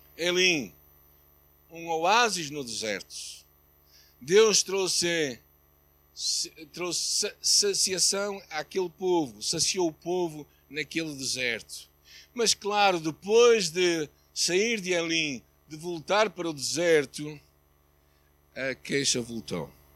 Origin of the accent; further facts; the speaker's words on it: Portugal; como português